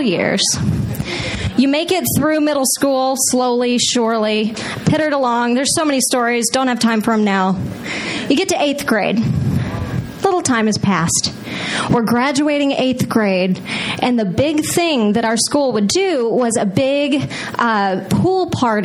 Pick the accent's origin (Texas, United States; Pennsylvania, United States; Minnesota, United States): Texas, United States; I grew up in Texas, which is in the most Friday Night Lights, rural cow town you can ever imagine